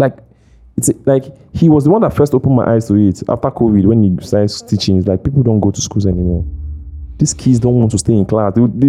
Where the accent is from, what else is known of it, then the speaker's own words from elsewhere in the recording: Delta, Nigeria; moved away; I come from Delta State